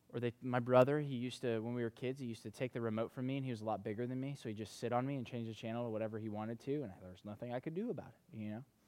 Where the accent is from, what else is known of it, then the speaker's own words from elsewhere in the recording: North Carolina, United States; moved away; in the community that I grew up in back in North Carolina